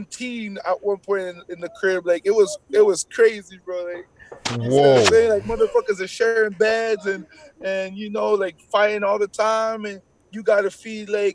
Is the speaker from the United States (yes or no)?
no; Montreal, Quebec, Canada; first language French; English is a second language; I'm from St. Henry